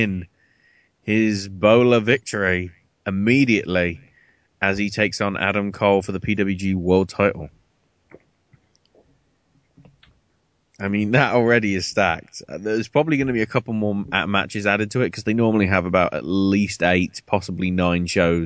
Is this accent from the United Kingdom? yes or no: yes; England, United Kingdom; I'm English